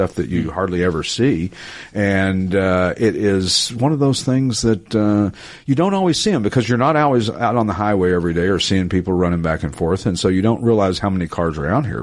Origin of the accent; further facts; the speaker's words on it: East Tennessee, United States; I'm from East Tennessee, so kinfolk is kinfolk